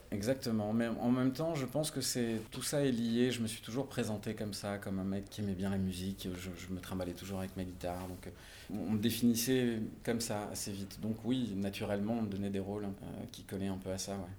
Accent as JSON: {"language": "French", "town": "Marignane", "region": "Provence-Alpes-Côte d'Azur", "country": "France", "tie": "born or raised there", "also_born_or_lived": "Marseille", "said": "donc je suis né à Marseille, effectivement, dans les quartiers nord. Je suis né à la Calade, euh, j'y suis resté quelques années, pas longtemps. Mes parents ont déménagé vers Marignane ensuite, donc j'ai grandi plutôt à Marignane"}